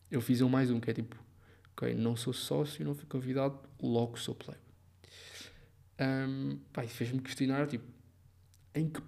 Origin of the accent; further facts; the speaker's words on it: Lisbon, Portugal; now in Burgos, Spain; Vim de Lisboa, porque eu, vejo sempre tipo a temperatura todos os dias, não sei porquê. E em Burgos estão sempre menos de 10 graus no mínimo do que em Lisboa.